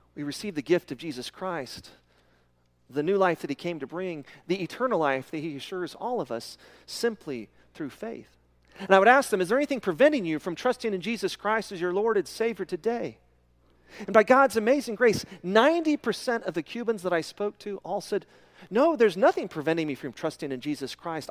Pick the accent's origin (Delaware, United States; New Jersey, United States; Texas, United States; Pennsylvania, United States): Texas, United States; Midland; when I was a kid growing up in Midland, Texas